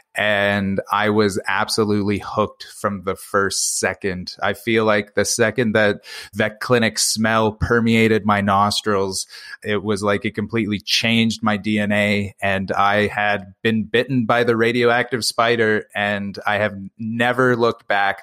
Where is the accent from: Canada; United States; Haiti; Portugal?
Canada; that's where I'm from. Three thousand people in kind of this, this very rural northern community.